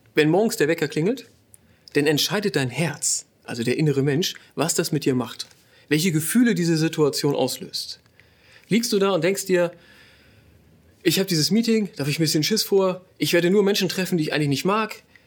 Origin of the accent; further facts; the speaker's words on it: Northern Germany, Germany; moved away as an adult; now in Ruhr area, Germany; Wir kommen eigentlich aus Norddeutschland